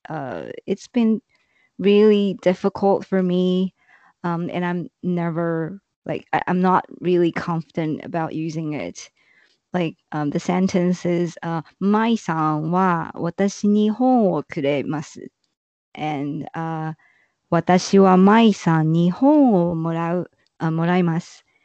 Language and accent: English; Taiwan; from Taiwan